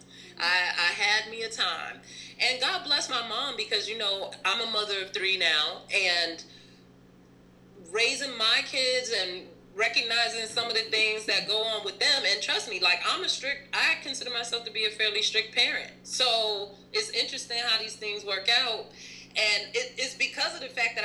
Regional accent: Atlanta, Georgia, United States; I grew up in Atlanta

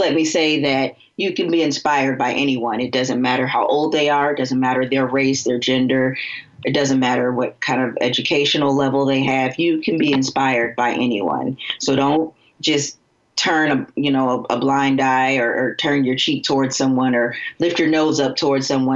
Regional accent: Florida, United States; now in Cincinnati, United States; I'm from Florida, and I'm currently practicing in Cincinnati, Ohio.

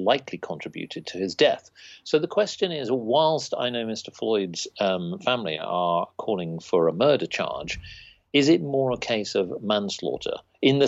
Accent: United Kingdom; we're just British people

